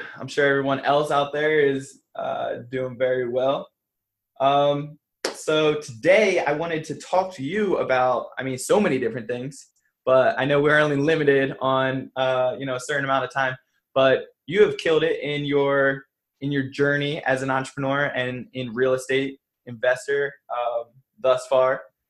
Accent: New Jersey, United States; I'm from Jersey.

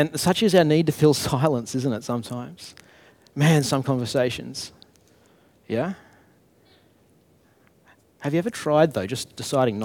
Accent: Brisbane, Queensland, Australia; I'm from Brisbane.

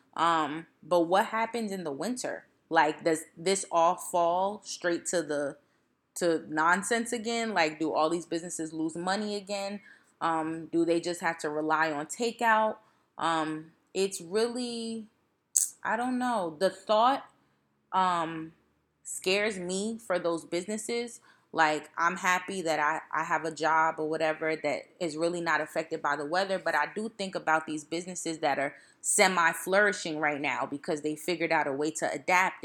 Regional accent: East Orange, New Jersey, United States; I'm from East Orange

